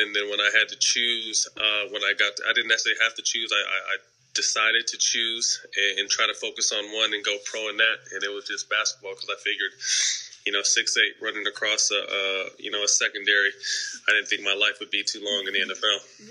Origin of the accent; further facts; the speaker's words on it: Sacramento, California, United States; I was from Sacramento